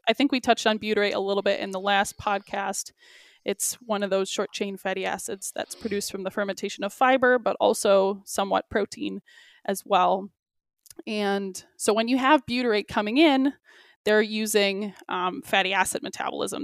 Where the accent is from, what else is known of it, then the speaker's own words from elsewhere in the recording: Michigan, United States; also born or lived in Australia; now in Milwaukee, United States; I'm originally from Michigan